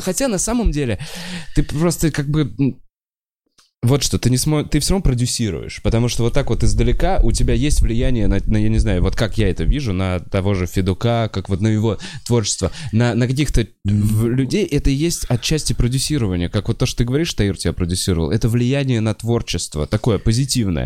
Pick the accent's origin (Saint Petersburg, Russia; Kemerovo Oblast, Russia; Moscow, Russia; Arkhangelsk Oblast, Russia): Moscow, Russia; я москвич